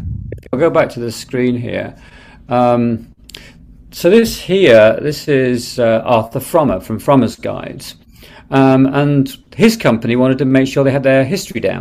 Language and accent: English; Derby, East Midlands, United Kingdom; I was born in Derby, England.